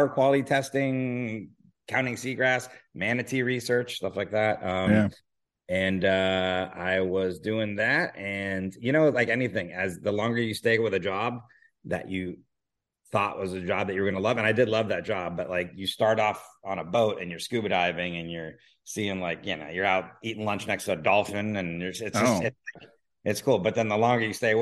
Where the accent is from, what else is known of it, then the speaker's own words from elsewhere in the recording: Miami, Florida, United States; moved away as an adult; now in Los Angeles, United States; I grew up in Miami, and I grew up on the water